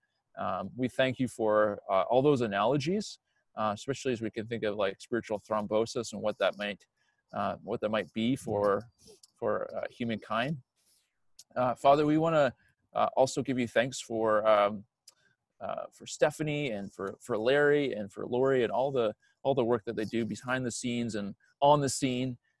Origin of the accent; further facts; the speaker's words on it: New Brunswick, Canada; I'm from New Brunswick